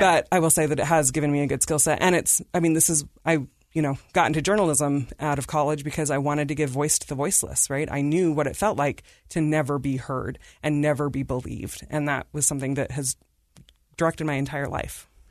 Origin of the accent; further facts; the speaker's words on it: Davis County, Utah, United States; also born or lived in India / Salt Lake City, Utah; we grew up in Davis County